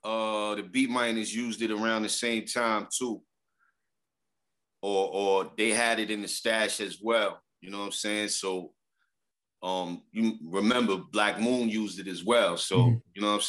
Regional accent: New York City, New York, United States; also born or lived in Queens, New York; I was introduced to music through the Park Jam from day one in Brooklyn, you know what I'm saying, in Bushwick. And that's where my roots come

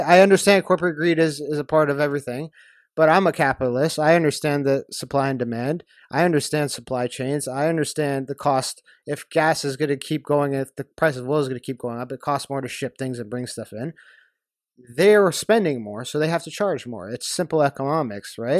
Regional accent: Canada; as a Canadian

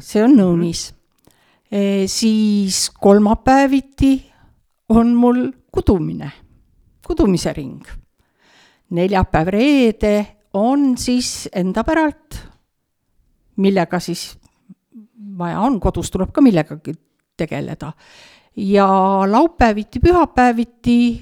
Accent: Türi, Järva County, Estonia; also born or lived in Suure-Jaani; now in Otepää, Estonia; sündisin küll Suure-Jaanis, aga oma teadliku elu olen elanud Türi linnas, Kesk-Eestis

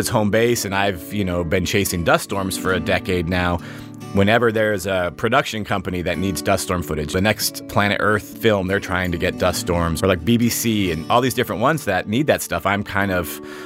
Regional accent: Arizona, United States; I grew up here, born and raised in Arizona.

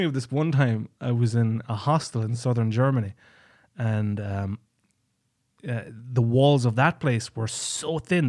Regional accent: County Kerry, Ireland; And the owner of the hostel knew I was from Ireland, and he knew I was from a part of Ireland called Kerry.

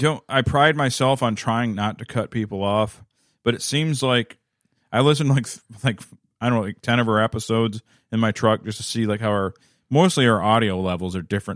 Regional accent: Minneapolis, Minnesota, United States; born there; I am not trafficked. I was born here in Minneapolis.

